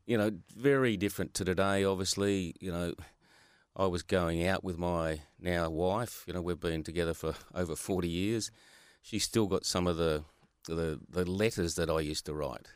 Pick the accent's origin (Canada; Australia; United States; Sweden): Australia; I was from Hilton Park, Hilton Park Primary School